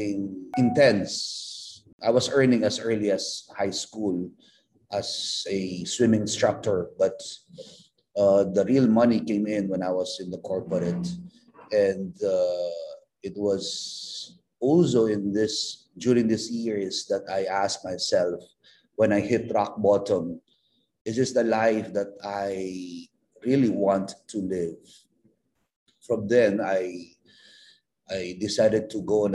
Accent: Philippines; as a missionary priest and as a Filipino

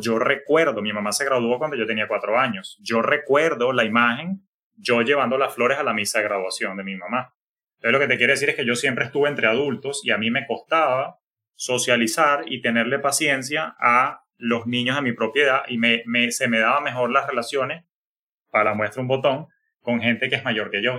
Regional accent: Maracay, Aragua, Venezuela; moved away as an adult; also born or lived in Florida, United States; now in United States; Yo soy oriundo de Maracay, como tú bien sabes, pero quien me está conociendo, bueno, Maracay, Venezuela, es mi, mi la ciudad jardín, fue la que me vio nacer

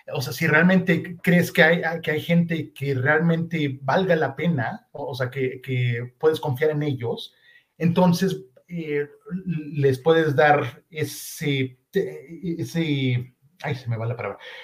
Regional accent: Mexico; yo nací y crecí en México

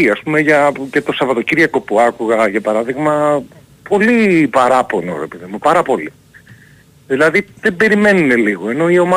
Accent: Kalamata, Peloponnese, Greece; now in Athens, Greece; και μένω Αθήνα πούμε τα τελευταία χρόνια δεν έχω δει δηλαδή είμαι από Καλαμάτα ας πούμε

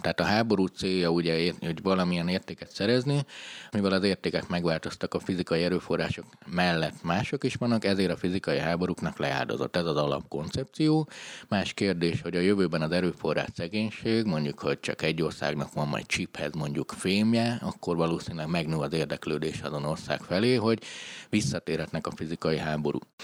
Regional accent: Transylvania, Romania; Romániában vagy Erdélyben ugye én ahol nevelkedtem

